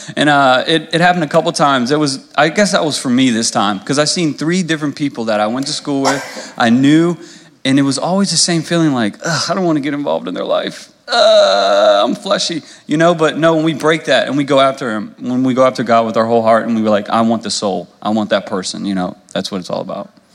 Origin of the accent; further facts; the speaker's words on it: Louisa, United States; I'm from Louisa. I grew up here, so you know, going through high school